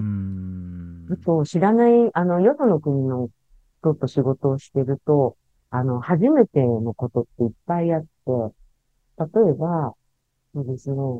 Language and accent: Japanese; western Tokyo, Japan; 私、東京の西の方の生まれ育ち